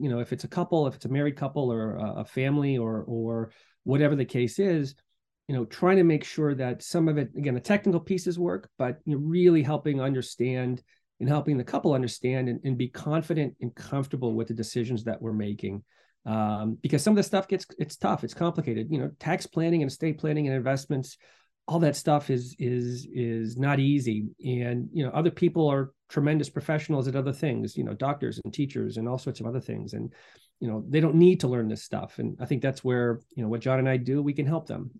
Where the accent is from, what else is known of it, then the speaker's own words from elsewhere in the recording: Medfield, Massachusetts, United States; moved away as an adult; also born or lived in Boston / Durham, North Carolina / Latvia; I'm from Boston originally, born, raised in Medfield